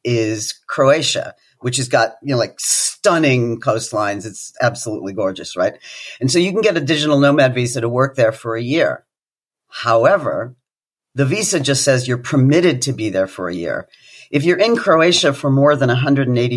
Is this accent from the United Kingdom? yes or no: yes; United Kingdom; as a Brit